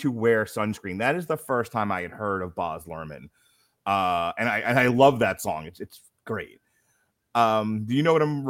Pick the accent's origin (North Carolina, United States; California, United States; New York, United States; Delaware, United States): New York, United States; I grew up in New York, WCBS FM with Cousin Brucey.